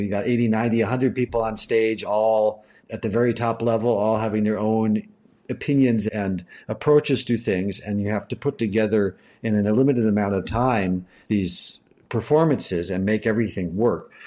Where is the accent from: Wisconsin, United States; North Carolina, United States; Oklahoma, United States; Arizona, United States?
North Carolina, United States; Asheville; now in Berlin, Germany; my hometown.